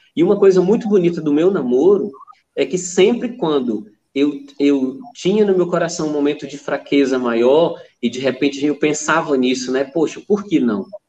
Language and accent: Portuguese; interior of Amazonas, Brazil; moved away; Eu sou do interior do Amazonas